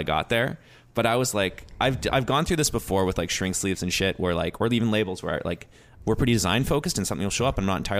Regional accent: West Coast, British Columbia, Canada; I'm from the West Coast

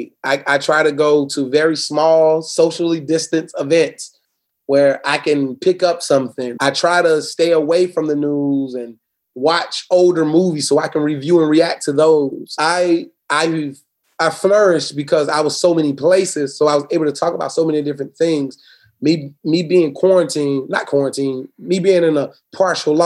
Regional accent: Florida, United States; Born and raised in Florida. Never want to leave it.

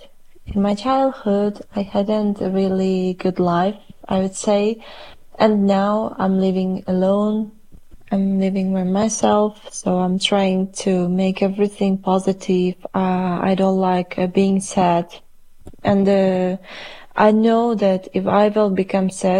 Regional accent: Tashkent, Uzbekistan; English is a second language; moved away as an adult; now in Poland; in my country where I was born, I couldn't feel the home atmosphere

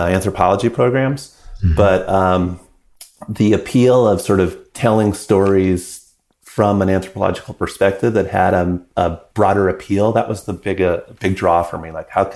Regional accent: British Columbia, Canada; I was growing up in British Columbia

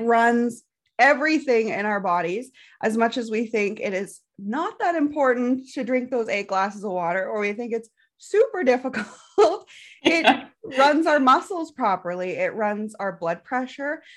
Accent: Canadian prairies, Canada

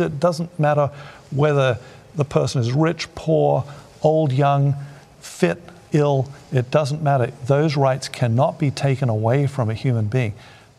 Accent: Thailand; that time when we were growing up in Thailand

